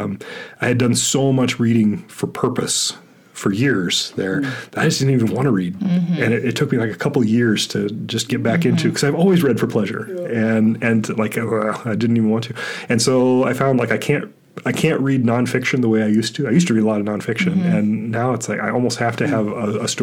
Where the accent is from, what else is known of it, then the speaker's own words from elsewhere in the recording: Southern California, United States; the public library in the town I grew up in Southern California was a big part of my life